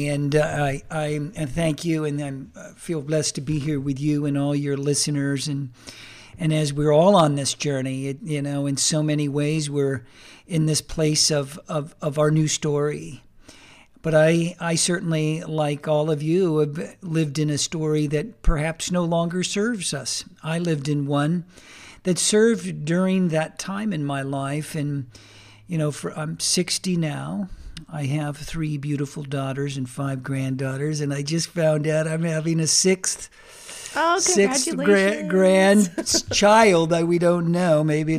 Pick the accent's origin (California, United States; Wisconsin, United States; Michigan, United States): California, United States; fulfill the American dream that was put forth during my early childhood years as I grew up in Southern California.